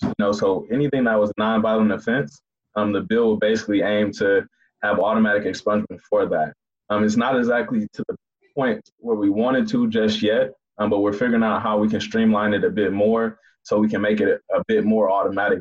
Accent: Inkster, Michigan, United States; Inkster, which is my hometown

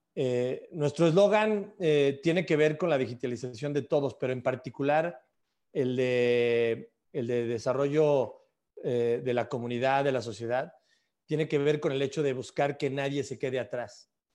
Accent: Mexico; en mi caso siendo mexicano

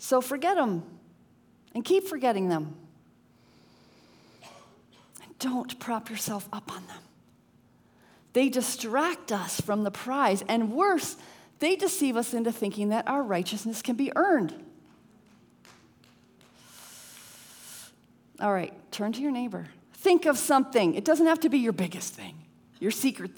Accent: Connecticut, United States; My husband and I grew up in Connecticut

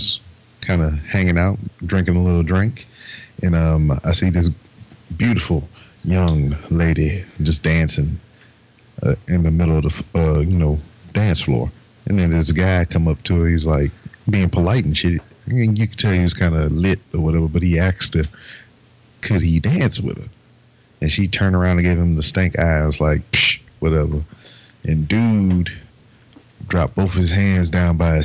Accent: Lake Charles, Louisiana, United States; I'm from Lake Charles

